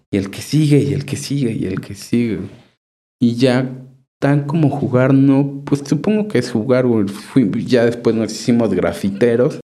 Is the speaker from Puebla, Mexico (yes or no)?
yes; Chignahuapan, Puebla, Mexico; now in Puebla, Mexico; mi pueblo